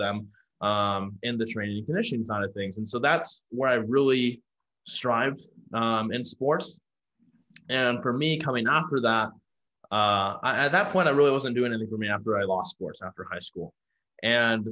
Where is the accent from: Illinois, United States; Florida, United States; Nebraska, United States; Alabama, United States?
Nebraska, United States; Omaha; moved away as an adult; also born or lived in Houston, Texas; now in San Diego, United States; I'm from Omaha, Nebraska. Now I live in San Diego, California.